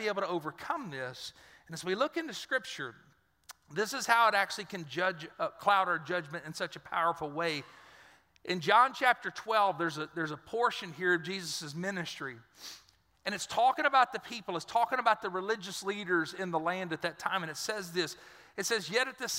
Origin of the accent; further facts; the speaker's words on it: Dry Prong, Louisiana, United States; I'm from Dry Prong